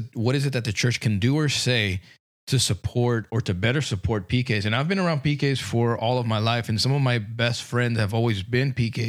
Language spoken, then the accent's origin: English; California, United States; ever since I was growing up in California.